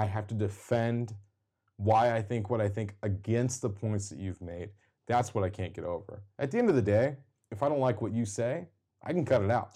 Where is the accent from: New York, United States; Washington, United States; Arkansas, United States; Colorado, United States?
Washington, United States; Seattle; we're both from Seattle, greater Seattle area